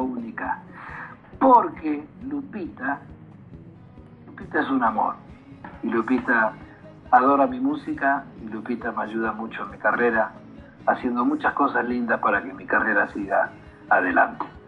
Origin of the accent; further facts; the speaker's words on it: Argentina; soy argentino